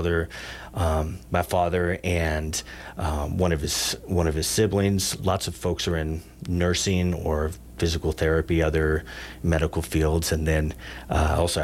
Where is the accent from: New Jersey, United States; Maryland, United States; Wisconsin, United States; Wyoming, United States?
Wyoming, United States; Big Horn; I grew up in Bighorn